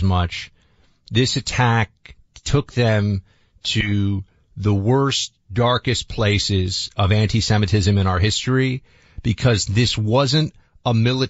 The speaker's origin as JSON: {"language": "English", "town": "New York City", "region": "New York", "country": "United States", "tie": "born or raised there", "said": "I've lived in two of the most heavily concentrated Jewish communities in the whole, I mean, I grew up in New York City"}